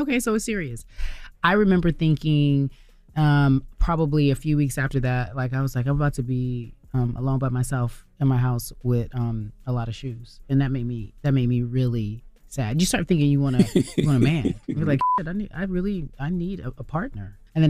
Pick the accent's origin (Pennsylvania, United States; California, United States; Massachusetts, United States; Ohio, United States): California, United States; Pasadena; So, I grew up in Pasadena, right? Mm-hmm.